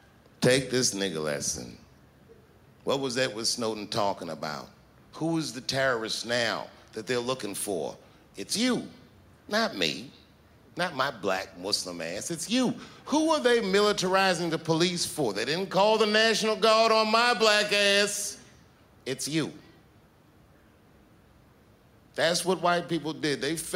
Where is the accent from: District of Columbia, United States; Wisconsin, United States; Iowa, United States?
District of Columbia, United States; Washington; You know, I'm from Washington, D.C. A lot of my friends growing up are Capitol Hill police officers.